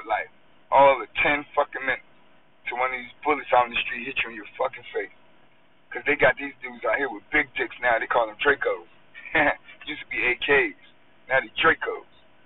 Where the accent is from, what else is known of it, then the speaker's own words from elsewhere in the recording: United States; I was born in the United States and I live here